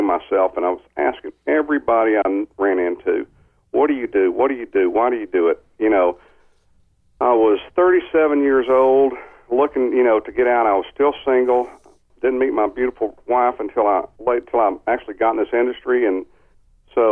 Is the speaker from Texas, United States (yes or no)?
yes; San Angelo, Texas, United States; moved away as an adult; also born or lived in College Station, Texas; I grew up in San Angelo out in West Texas